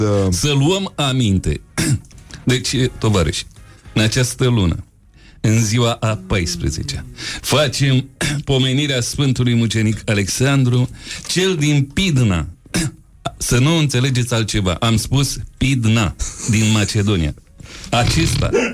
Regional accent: Piatra Neamț, Neamț County, Romania; accent: Moldavian; moved away as an adult; also born or lived in Iași; now in Bucharest, Romania; Eu sunt din Piatra Neamț

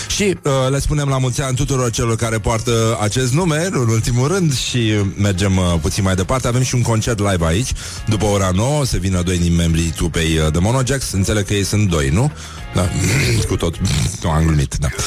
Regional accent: Brăila, Brăila County, Romania; respectiv eu, sunt din Brăila

